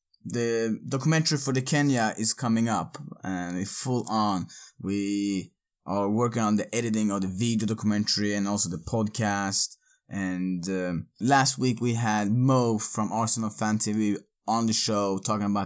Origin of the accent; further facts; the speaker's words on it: Örebro, Örebro County, Sweden; moved away; Örebro, my hometown